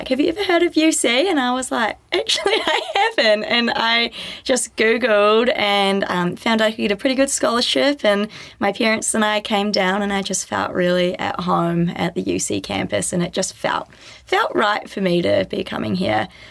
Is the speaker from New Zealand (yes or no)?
yes; Whangarei, Northland, New Zealand; moved away as an adult; now in Christchurch, New Zealand; I grew up in Whangarei, so I've always been by the beach.